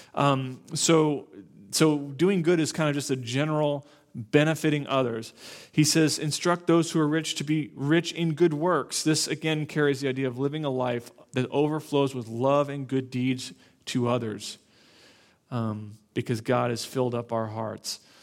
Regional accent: Naples, Florida, United States; moved away; I grew up in Florida, South Florida

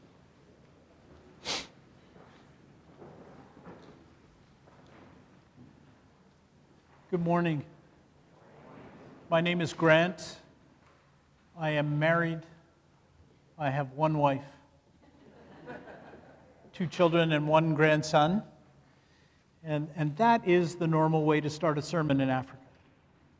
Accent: Canada; moved away as an adult; also born or lived in Ethiopia; I grew up in Canada. I am a Canadian

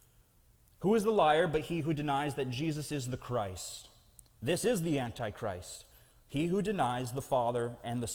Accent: Snohomish, Washington, United States; I grew up in Snohomish

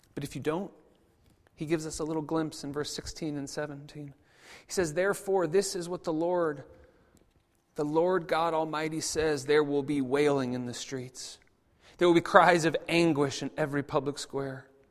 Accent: United States; I'm American, obviously, and, and even coming from America

